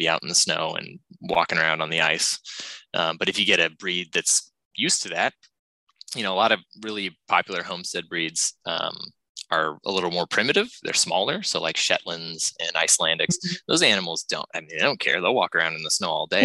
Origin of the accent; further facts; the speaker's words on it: Ventura County, California, United States; moved away; I was born and raised in Ventura County